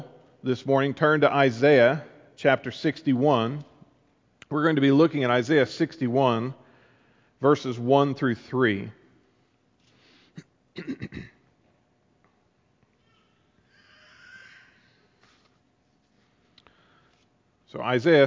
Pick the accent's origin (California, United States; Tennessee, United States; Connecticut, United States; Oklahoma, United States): Oklahoma, United States; Amber; moved away; I grew up in Amber, as many of you know, a little town in central Oklahoma